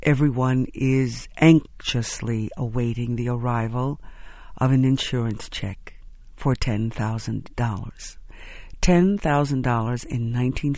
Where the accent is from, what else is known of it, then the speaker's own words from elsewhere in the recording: Houston, Texas, United States; a young girl growing up in Houston